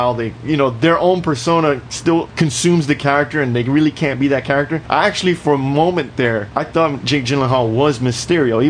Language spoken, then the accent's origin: English; New York, United States; I come from New York